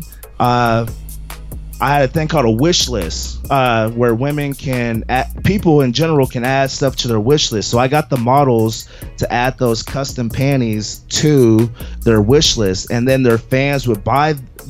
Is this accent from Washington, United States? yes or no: yes; Seattle, Washington, United States; I'm from Seattle